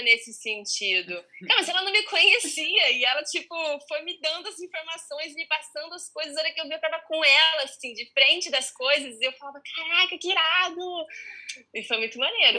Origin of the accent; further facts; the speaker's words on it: São Carlos, São Paulo, Brazil; moved away as an adult; now in Rio de Janeiro, Brazil; eu vim de São Carlos muito inexperiente